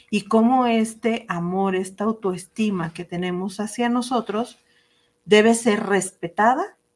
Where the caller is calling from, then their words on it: Ciudad Obregón, Sonora, Mexico; de Ciudad Obregón, Sonora.